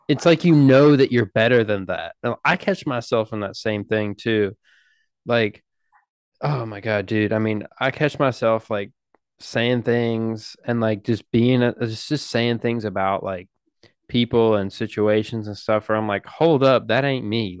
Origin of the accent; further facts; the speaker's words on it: United States; we're American